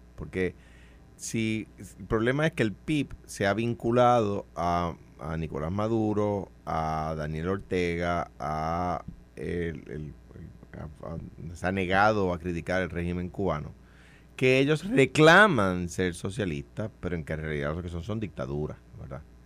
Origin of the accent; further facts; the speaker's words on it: Puerto Rico; a los puertorriqueños